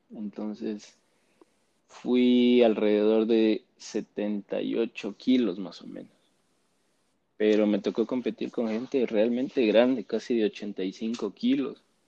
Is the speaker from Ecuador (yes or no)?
yes; Quito, Pichincha, Ecuador; Nací en Quito, vivo en Quito.